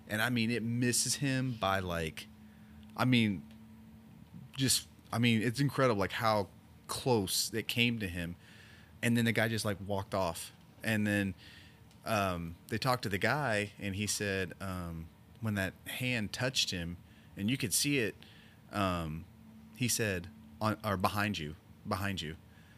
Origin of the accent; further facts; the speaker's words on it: Oklahoma, United States; man, I grew up in Oklahoma, and this is, it reminds me of Oklahoma.